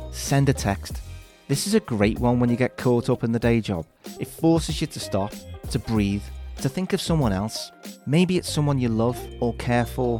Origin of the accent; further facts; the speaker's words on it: Liverpool, North West England, United Kingdom; my hometown of Liverpool